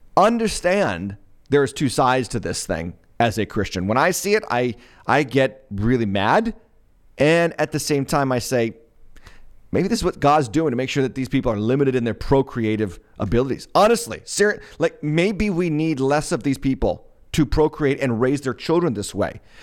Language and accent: English; Massachusetts, United States; moved away; I was born and raised in Massachusetts. I got out of Massachusetts